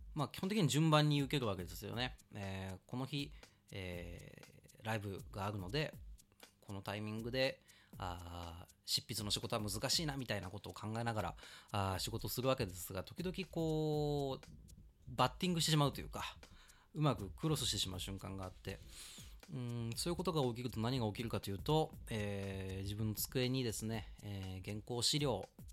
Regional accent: Kawasaki, Kanagawa, Japan; also born or lived in Setagaya, Tokyo; now in Tokyo, Japan; 出身地、えーっとね、神奈川県川崎市ですね。で、一時子供の頃世田谷に住んでて、で、今は東京に

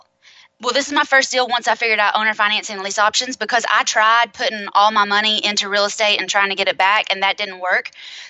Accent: Knoxville, Tennessee, United States; I am in Knoxville, Tennessee. I was born and raised here.

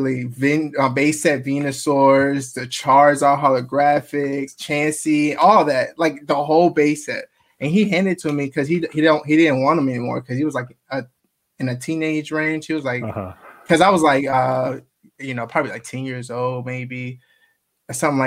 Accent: Marietta, Georgia, United States; also born or lived in Augusta, Georgia; I was born in Augusta, Georgia, but then we moved down to Marietta, Kennesaw area, and that's where I grew up

